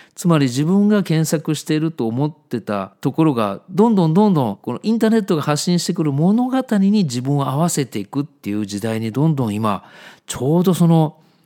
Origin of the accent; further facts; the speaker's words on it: Yokkaichi, Mie, Japan; moved away; 当時三重県の四日市っていうところに住んでたんですけど